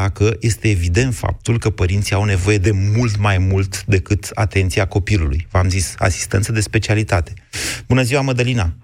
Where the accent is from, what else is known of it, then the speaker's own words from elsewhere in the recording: Romania; sunt din România.